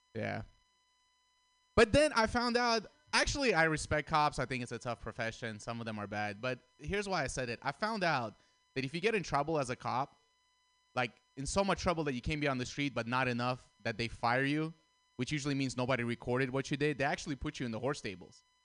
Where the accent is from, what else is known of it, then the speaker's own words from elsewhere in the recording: Russia; moved away; I grew up in Russia.